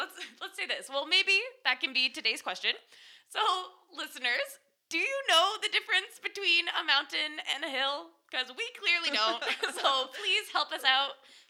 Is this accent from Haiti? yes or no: no; Canada; now in Fukushima, Japan; I am from Canada.